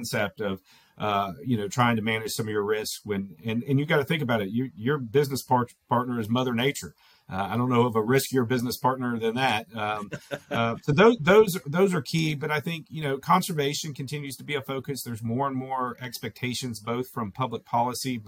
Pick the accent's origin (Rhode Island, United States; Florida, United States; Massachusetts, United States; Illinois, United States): Florida, United States; moved away; I come from Florida originally.